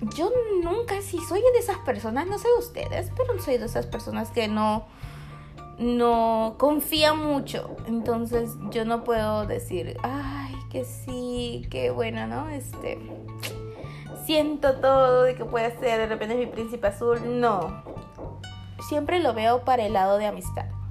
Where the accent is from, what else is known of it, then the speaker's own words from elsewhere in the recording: Peru; Yo soy peruana